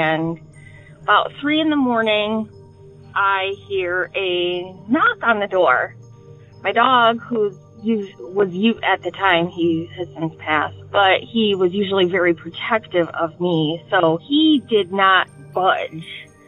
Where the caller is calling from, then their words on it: Detroit, Michigan, United States; I'm calling from the Detroit area.